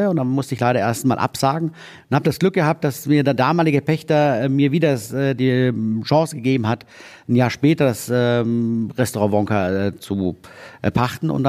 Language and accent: German; Neumarkt in der Oberpfalz, Bavaria, Germany; Ich bin gebürtiger Oberpfälzer. Kommst du aus Neumarkt? Ich komme aus Neumarkt.